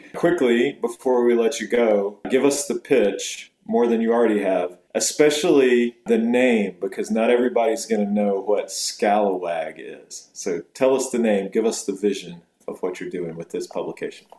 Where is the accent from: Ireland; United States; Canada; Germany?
United States; Fuquay-Varina, North Carolina; now in Charlotte, United States; I grew up in Fuquay Varina